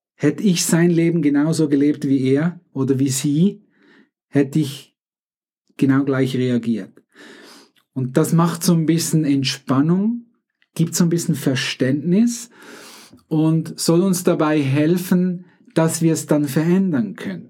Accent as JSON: {"language": "German", "country": "Switzerland", "accent": "Swiss", "said": "ich bin Schweizer, mein Akzent ist tendenziell noch ein bisschen schweizerisch."}